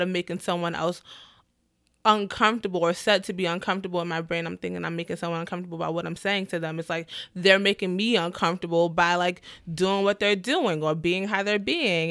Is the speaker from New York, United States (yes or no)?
yes; New York City, New York, United States; I'm from the Bronx